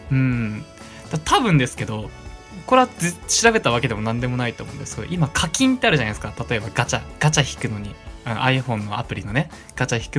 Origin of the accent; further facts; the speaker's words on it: Hokkaido, Japan; 俺、北海道出身だけど、みたいな、ね。俺、田舎もんだし